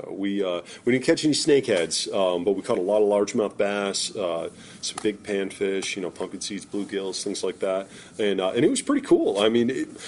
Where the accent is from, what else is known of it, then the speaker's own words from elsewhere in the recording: Vermont, United States; growing up in Vermont, I mean, we are a very dairy-centric state.